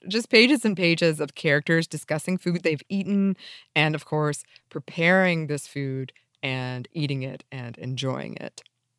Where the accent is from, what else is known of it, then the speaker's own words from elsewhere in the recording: United States; as an American child who grew up reading a lot of British fantasy.